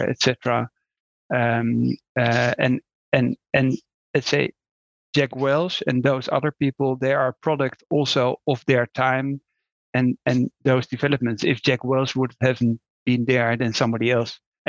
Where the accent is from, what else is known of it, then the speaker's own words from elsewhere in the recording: Netherlands; I'm Dutch, so that was not a great topic anymore when I was raised in the Netherlands